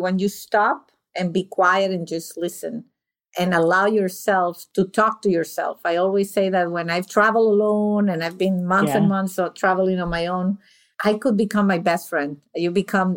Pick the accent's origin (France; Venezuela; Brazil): Venezuela; now in United States; I consider myself European, South American, because I was born and raised in Venezuela from Italian parents